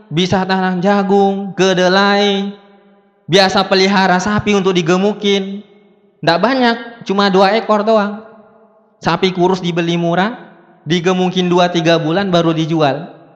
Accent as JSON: {"language": "Indonesian", "region": "South Sulawesi", "country": "Indonesia", "said": "Saya bukan orang Medan, saya orang Bugis dari Sulawesi Selatan."}